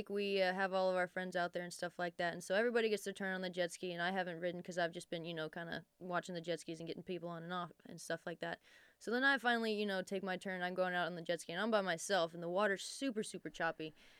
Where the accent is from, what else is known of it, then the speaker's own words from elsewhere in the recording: Texas, United States; We grew up out on Medina Lake.